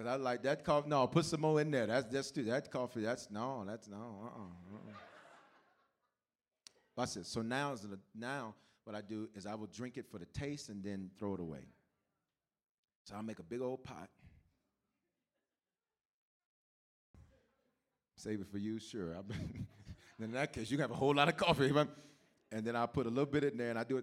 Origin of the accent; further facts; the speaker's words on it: the South, United States; growing up in the South, you drink coffee, even as little kids